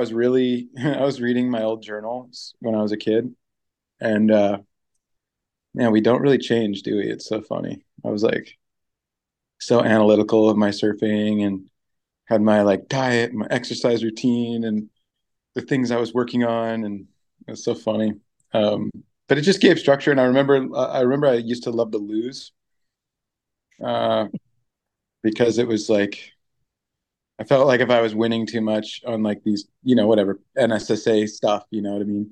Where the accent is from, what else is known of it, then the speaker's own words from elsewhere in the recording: Orange County, California, United States; moved away as an adult; also born or lived in Seal Beach / Long Beach; now in Pacific Northwest, United States; growing up in Orange County, where everything is so much concrete